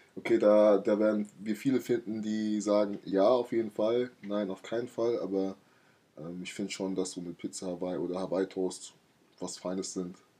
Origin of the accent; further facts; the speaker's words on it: Laubenheim, Rhineland-Palatinate, Germany; ich komme aus Laubenheim